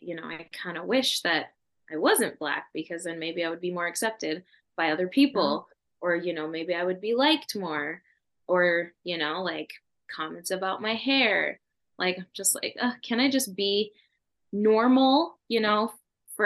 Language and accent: English; Edmonton, Alberta, Canada; Me and my sisters and I and my dad, we were all born here in Alberta